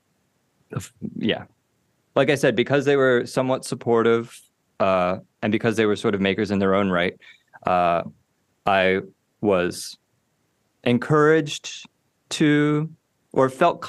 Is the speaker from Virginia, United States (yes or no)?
yes; Richmond, Virginia, United States; now in Baltimore, United States; I was born in Richmond, Virginia in 1991